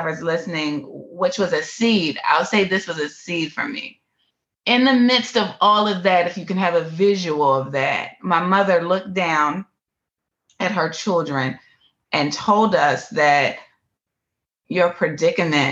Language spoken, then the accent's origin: English; Philadelphia, Pennsylvania, United States; I was born in Philadelphia, one of the most impoverished areas in Philadelphia, Pennsylvania